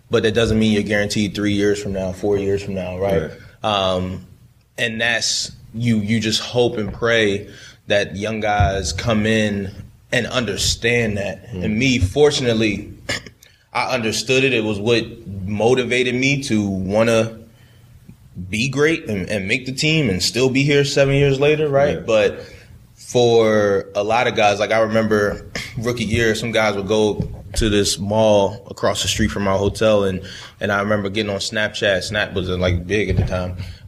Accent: Baltimore, Maryland, United States; like I said, I grew up in Baltimore, that purple and black, you know.

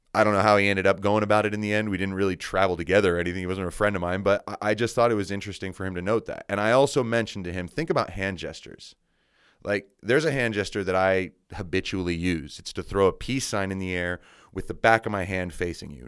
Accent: United States; Soy Americano. I'm American

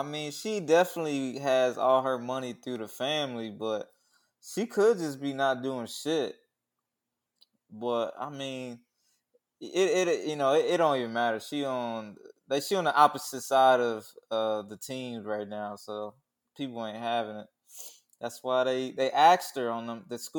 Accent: Kansas, United States; Hey, man, I'm from Kansas. Bro. I'm from the Midwest, man.

